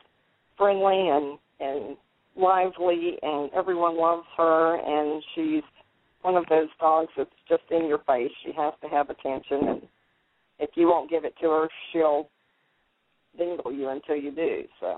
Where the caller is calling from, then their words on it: Orange, Texas, United States; Well, I'm in the beautiful town of Orange, Texas, enjoying